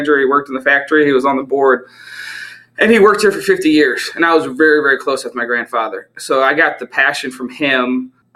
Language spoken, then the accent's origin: English; near St. Louis, Metro East Illinois, United States; where I'm from is about 20 minutes outside east of St. Louis, Missouri. So, but we're on the Illinois side